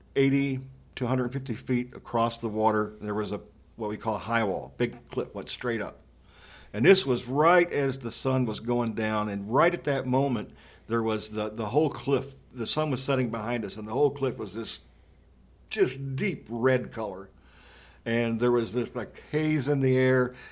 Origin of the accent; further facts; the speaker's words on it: Western Kentucky, United States; I grew up in Western Kentucky